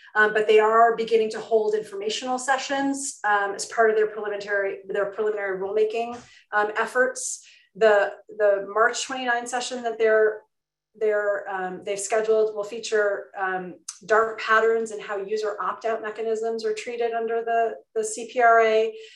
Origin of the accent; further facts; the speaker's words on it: New York, United States; my home state of um, new york